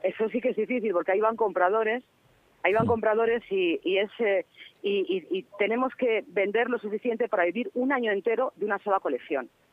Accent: Castile and León, Spain; soy de Castilla y León

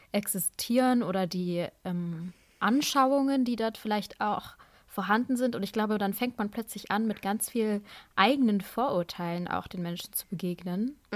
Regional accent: Pakistan; wie cool, pakistanischer Arzt, ich komme aus Pakistan, super, direkt um die Ecke

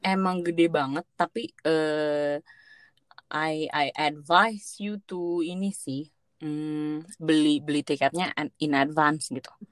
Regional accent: Indonesia; gue jawab oh iya dari Indonesia

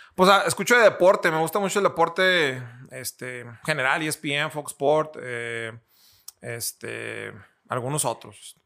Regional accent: Torreón, Coahuila, Mexico; lagunero, eh, eh, soy aquí de Torreón

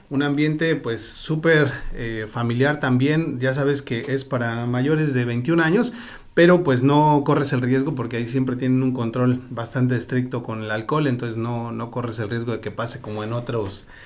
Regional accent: Guerrero, Mexico; moved away; Soy de Guerrero.

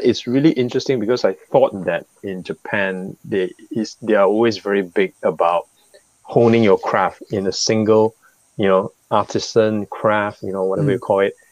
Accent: Singapore; As a Singaporean

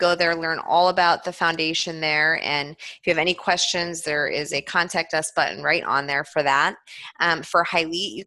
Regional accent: East Coast, United States; moved away; I'm actually from the East Coast, so I grew up East Coast skiing

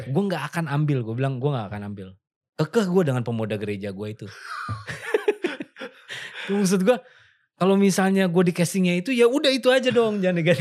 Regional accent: Yogyakarta, Special Region of Yogyakarta, Indonesia; gue sebagai orang Jogja yang gue nggak bisa bahasa Jawa sama sekali sama sekali gue nggak bisa

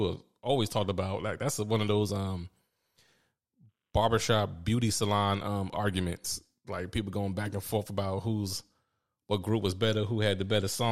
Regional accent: New York, United States; growing up in New York

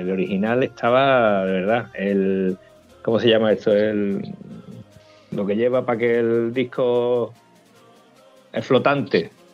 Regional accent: Almonte, Andalusia, Spain; mi pueblo, en Almonte

